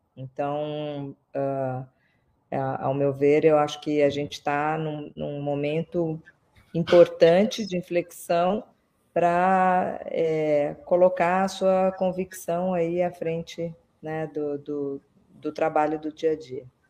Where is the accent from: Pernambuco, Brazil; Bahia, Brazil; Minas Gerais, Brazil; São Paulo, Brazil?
Minas Gerais, Brazil; Belo Horizonte; moved away; eu sou, eu cresci, estudei em Belo Horizonte